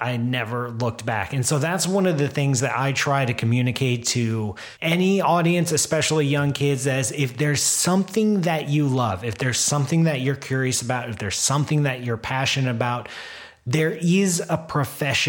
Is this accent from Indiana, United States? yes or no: no; Columbus, Ohio, United States; I grew up in Columbus. I grew up as a kid going to a COSI